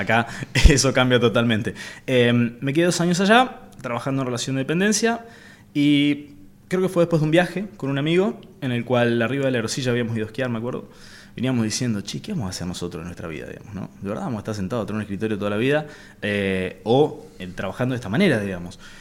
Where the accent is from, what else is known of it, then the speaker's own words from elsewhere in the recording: Avellaneda, Santa Fe, Argentina; also born or lived in Reconquista; nací en Avellaneda en realidad. En eh, me crié en Avellaneda y hoy por hoy trabajamos desde Reconquista